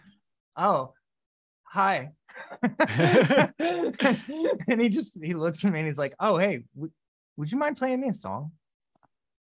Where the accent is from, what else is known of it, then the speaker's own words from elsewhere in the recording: Sarasota, Florida, United States; moved away; in Sarasota, Florida, back in my hometown